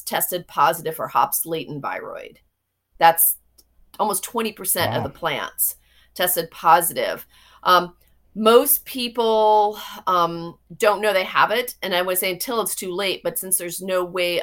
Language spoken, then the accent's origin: English; Florida, United States; I grew up in Florida